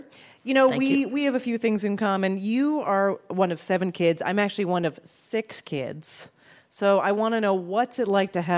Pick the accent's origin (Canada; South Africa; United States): Canada; that's sort of how Canadians feel.